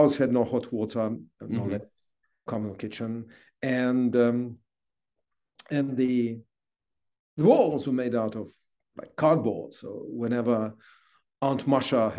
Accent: Moscow, Russia; I was born in Moscow in 1964, and I'm that rare animal from a very, very rare zoo. I'm a fourth generation Moscovite

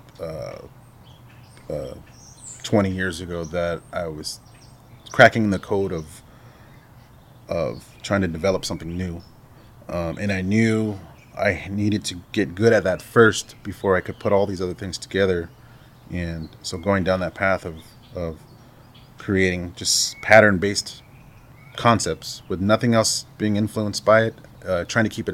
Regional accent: Salt River, Arizona, United States; I've been actively involved in trying to work in my community that I grew up in here in Salt River

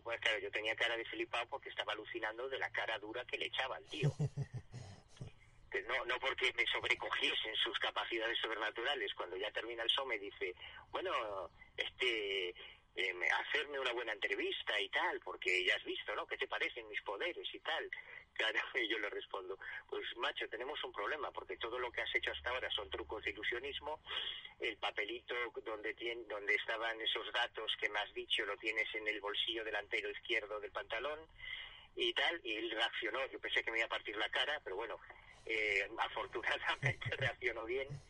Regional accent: Galicia, Spain; yo soy gallego, yo vivo en Galicia

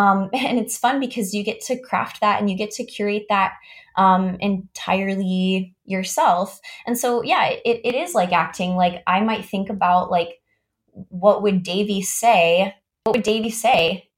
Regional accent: Augusta, Georgia, United States; I went to a fine arts high school, really cool high school, in my hometown, Augusta, Georgia, called Davidson Fine Arts.

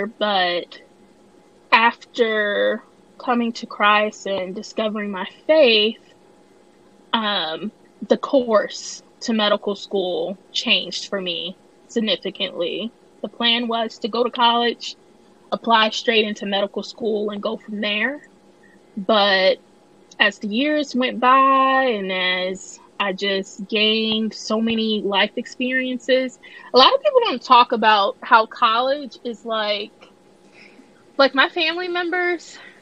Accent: Illinois, United States; moved away as an adult; now in Tennessee, United States; I am from Illinois, born and raised, never really left Illinois other than summer trips to Mississippi to visit extended family.

